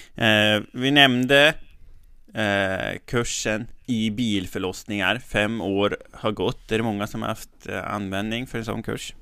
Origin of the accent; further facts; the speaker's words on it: Resele, Västernorrland County, Sweden; now in Härnösand, Sweden; Jag kommer ju från Resele, men jag bor ju i Härnösand nu